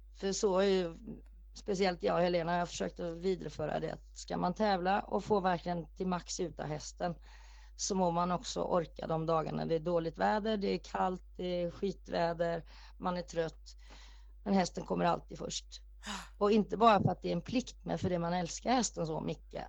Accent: Norway; moved away; Jag är född i Norge

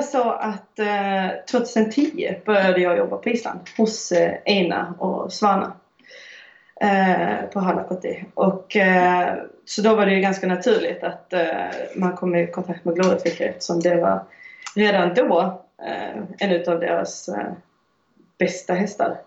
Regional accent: Höganäs, Skåne, Sweden; moved away as an adult; also born or lived in Iceland; now in France; jag är född i Skåne, i Höganäs

